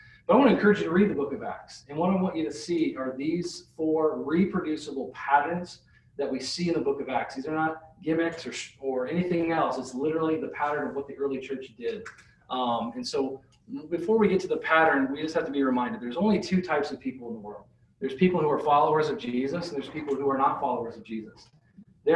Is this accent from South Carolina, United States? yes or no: no; Nebraska, United States; also born or lived in Salt Lake City, Utah; now in Iowa, United States; I grew up in Nebraska.